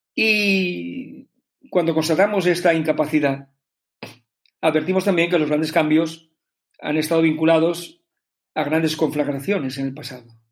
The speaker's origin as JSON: {"language": "Spanish", "country": "Spain", "said": "como ciudadano español."}